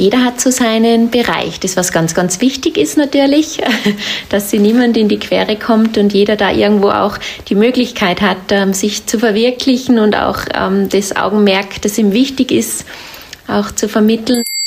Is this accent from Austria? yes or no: yes; Austria; hier bei uns in Österreich